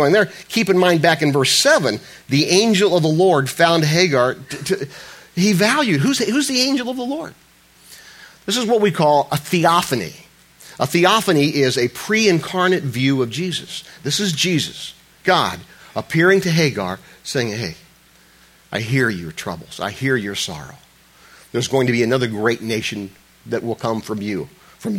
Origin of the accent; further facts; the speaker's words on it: Ohio, United States; I was raised in Ohio